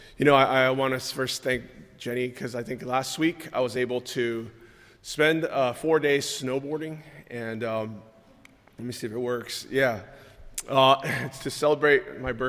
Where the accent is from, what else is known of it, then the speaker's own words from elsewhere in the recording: California, United States; moved away as an adult; now in Maryland, United States; we grew up in California